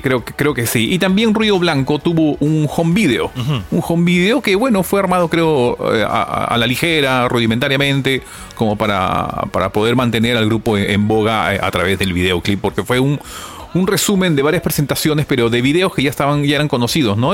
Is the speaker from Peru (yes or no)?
yes; Peru; para los que somos peruanos